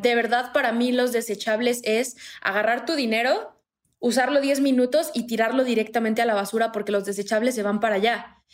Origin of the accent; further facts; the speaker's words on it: Morelos, Mexico; moved away as an adult; now in Mexico City, Mexico; Yo eh, soy de Morelos, me vine a la Ciudad de México a estudiar en la universidad y luego me quedé aquí